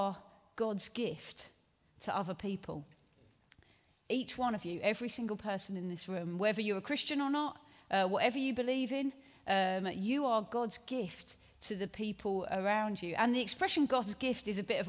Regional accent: Hastings, South East England, United Kingdom; I grew up in Hastings on the South Coast

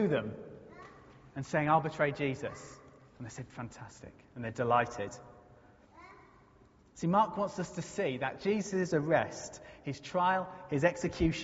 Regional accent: United Kingdom; if you are British like me

